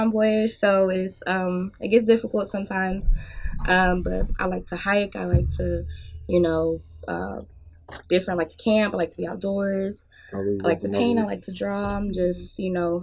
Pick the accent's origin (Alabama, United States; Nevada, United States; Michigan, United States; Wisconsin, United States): Michigan, United States; Flint; now in Nashville, United States; I am from Flint, Michigan